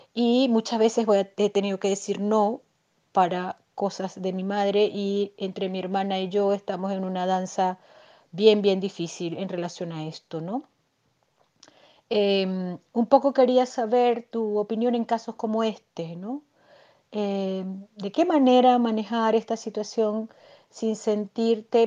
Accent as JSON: {"language": "Spanish", "country": "Venezuela", "moved": "as an adult", "lives_now": "Chile", "said": "venezolana viviendo en Chile. Migré hace cuatro años"}